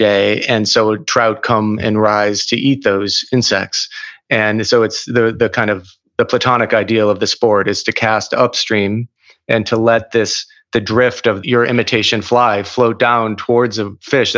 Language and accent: English; Minneapolis, Minnesota, United States; I grew up in Minneapolis